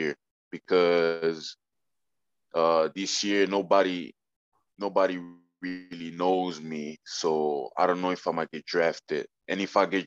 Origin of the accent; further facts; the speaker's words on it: Italy; I was born in Italy, I'm Italian